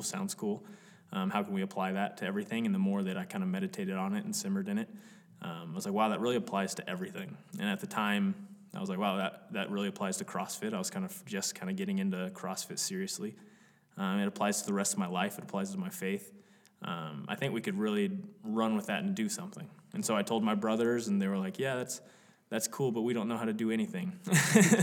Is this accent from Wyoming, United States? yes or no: yes; Cody, Wyoming, United States; We're all actually from Cody, Wyoming